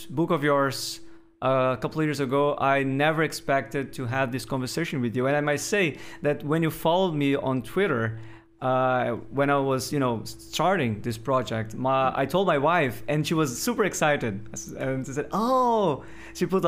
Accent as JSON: {"language": "English", "country": "Brazil", "tie": "born or raised there", "said": "I was born in Brazil, sometimes I feel like a tourist in my own hometown"}